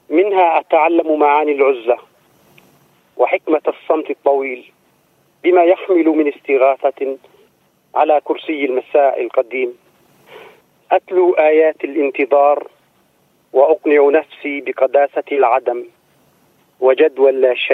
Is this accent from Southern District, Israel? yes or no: yes; Negev, Southern District, Israel; first language Arabic; Hebrew is a second language; לצערי אין כזה מרחב תרבותי ספרותי בערבית במקום שאני גדלתי בו, בנגב, גם עכשיו, כאילו מבחינת ספריות, תשתיות. אבל בכל זאת גדלתי בערבית